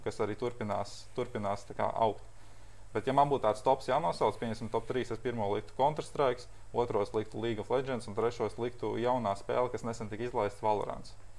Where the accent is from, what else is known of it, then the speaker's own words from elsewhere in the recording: Latvia; mēs esam pieci latvieši